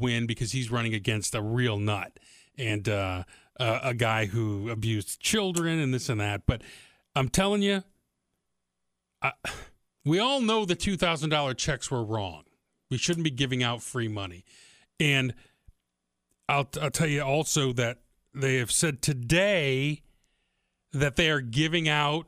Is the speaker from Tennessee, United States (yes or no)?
no; Detroit, Michigan, United States; I'm from Detroit